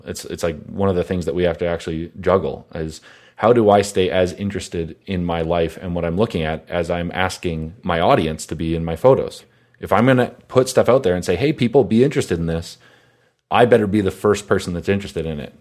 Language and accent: English; Calgary, Alberta, Canada; growing up in Calgary